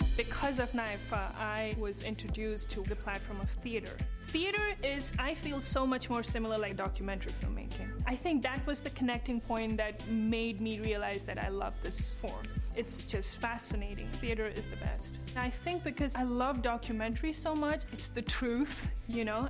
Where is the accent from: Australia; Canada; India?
India; moved away; I'm from India